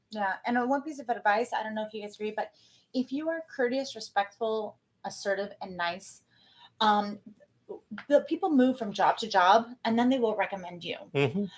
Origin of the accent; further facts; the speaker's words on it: San Diego, California, United States; moved away as an adult; now in San Clemente, United States; I'm originally from San Diego